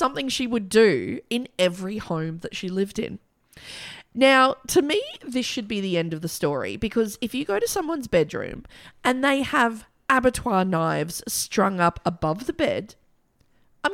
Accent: Australia; I am actually Australian

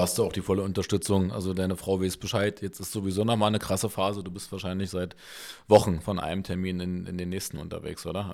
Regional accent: Berlin, Germany; Wir sind Urberliner

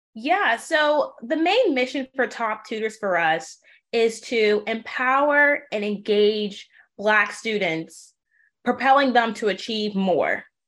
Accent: New Orleans, Louisiana, United States; was born and raised in New Orleans

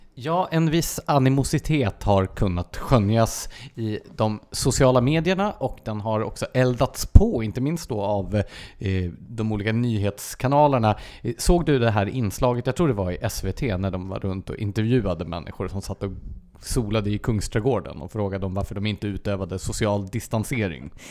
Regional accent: Gävle, Gävleborg County, Sweden; now in Stockholm area, Sweden; som Gävle då, där jag är uppvuxen.

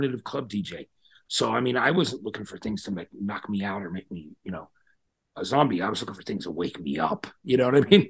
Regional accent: New Jersey, United States; I'm from New Jersey

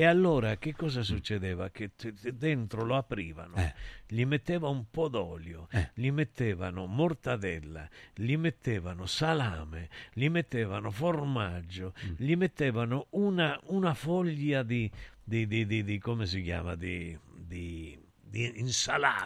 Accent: Calabria, Italy; io sai che sono calabrese

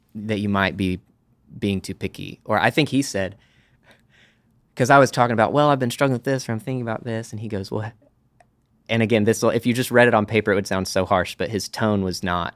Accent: Amarillo, Texas, United States; moved away as an adult; now in Dallas, United States; I am from Amarillo, Texas uh, lived there third grade through high school. Moved to Dallas

